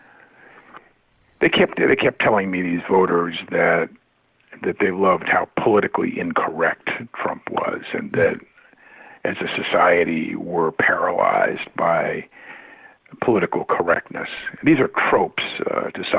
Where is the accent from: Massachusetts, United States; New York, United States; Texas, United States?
Massachusetts, United States; Boston; I come from Boston and Massachusetts, a blue state